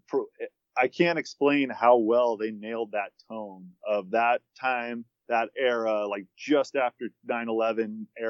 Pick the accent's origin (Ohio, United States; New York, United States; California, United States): California, United States; the South Bay; I grew up in the South Bay, and I had went to private school there, so a lot of my friends lived up in Palos Verdes